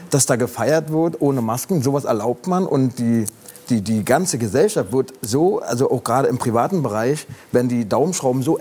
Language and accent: German; Brandenburg, Germany; also ich komme aus Brandenburg, da war eine Zeit lang erlaubt, zu zweit in einem Fitnessstudio zu trainieren.